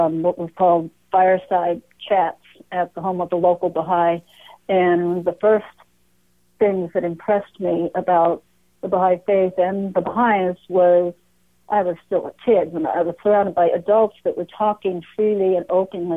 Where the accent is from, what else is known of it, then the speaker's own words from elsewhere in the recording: Greenfield, Massachusetts, United States; I grew up in Western Massachusetts, in Greenfield, actually, not far from Amherst and the famous UMass